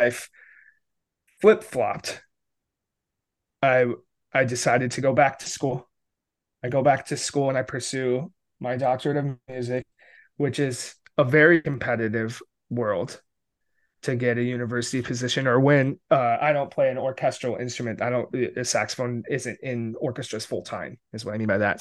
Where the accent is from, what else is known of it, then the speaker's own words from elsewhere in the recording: upstate New York, United States; also born or lived in Connecticut; I grew up in rural upstate New York, um, with my family